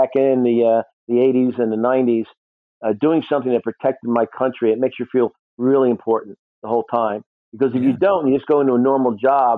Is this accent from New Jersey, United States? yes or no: yes; New Jersey, United States; I was born in North Jersey